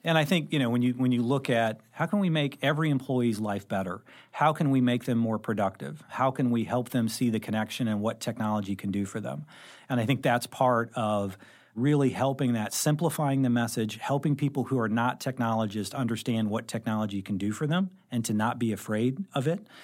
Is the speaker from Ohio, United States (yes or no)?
no; Carbondale, Illinois, United States; moved away as an adult; also born or lived in Saint Louis; I actually grew up in Southern Illinois. So I grew up in Carbondale